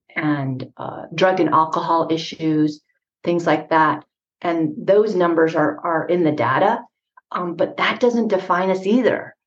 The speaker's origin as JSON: {"language": "English", "town": "Jemez Pueblo", "region": "New Mexico", "country": "United States", "said": "I'm from the Pueblo of Jemez. That's one of the 19 pueblos in New Mexico"}